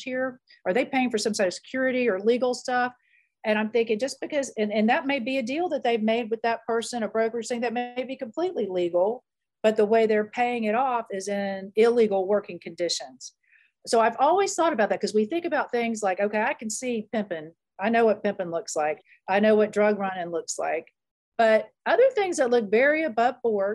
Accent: American South, United States; as an American Southerner

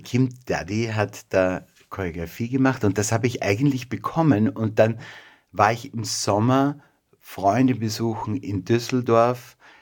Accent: Mistelbach, Lower Austria, Austria; also born or lived in Vienna; Geboren in Wien, aber aufgewachsen in Mistelbach. Das ist nordöstlich von Wien, eine kleine Stadt.

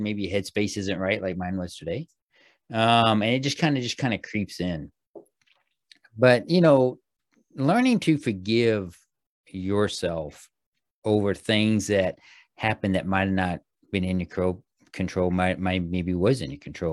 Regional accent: Missouri, United States; when I was a young kid, growing up in Missouri

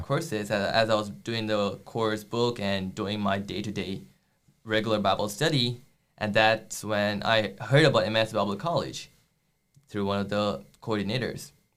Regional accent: India; moved away as an adult; now in United States; I'm from India

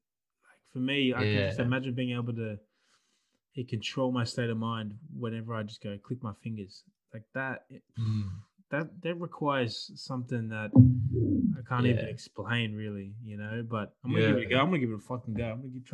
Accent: the South, United States; It's like, I'm from the South, bro. Dad's got weed plant, 24 weed plants. It's like, that's where I'm from.

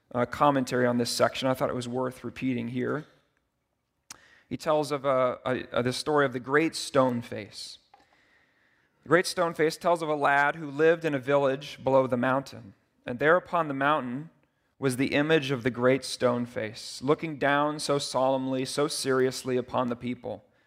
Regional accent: United States; I'm so American

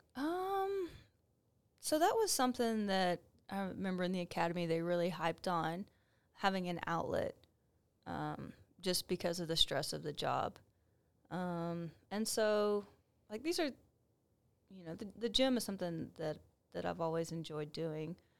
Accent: Waco, Texas, United States; moved away as an adult; also born or lived in Huntsville; Waco's my hometown. I was born and raised here

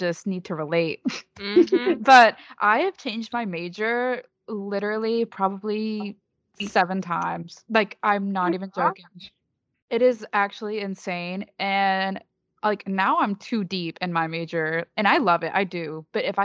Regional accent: Dothan, Alabama, United States; I'm from Dothan, Alabama, which is the peanut capital of the world

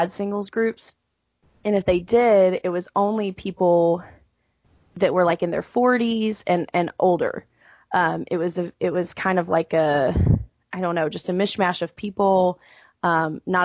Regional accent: Atlanta, Georgia, United States; moved away as an adult; now in Houston, United States; I live in Houston, Texas currently, but I'm actually from Atlanta

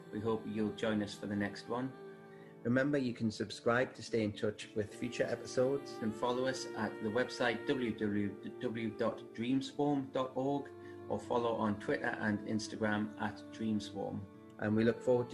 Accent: Newcastle upon Tyne, North East England, United Kingdom; I'm from Newcastle

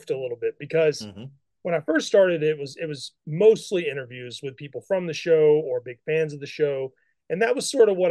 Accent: Mississippi, United States; I grew up in Mississippi

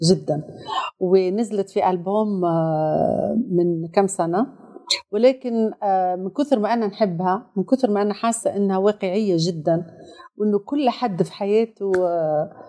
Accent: Tunisia; يعني بلادي تونس وبلادي السعوديه وبلادي المغرب وبلادي قطر مشاركين في في كاس العالم

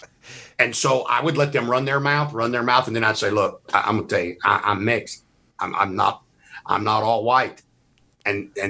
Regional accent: Mississippi, United States; I'm from Mississippi.

